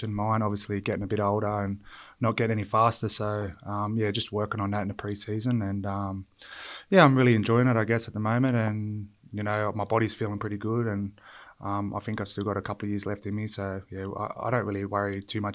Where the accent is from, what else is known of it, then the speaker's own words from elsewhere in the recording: Illawarra, New South Wales, Australia; moved away as an adult; also born or lived in Townsville / Sydney; where I grew up down in Illawarra